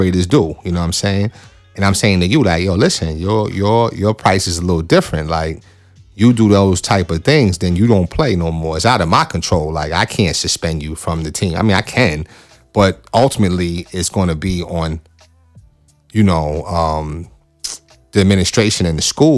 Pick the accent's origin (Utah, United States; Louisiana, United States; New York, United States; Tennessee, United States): New York, United States; I'm from New York